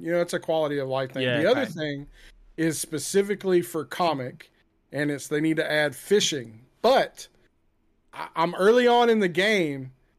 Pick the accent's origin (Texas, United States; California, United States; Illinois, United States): Texas, United States; I'm from Texas. We don't care about the environment.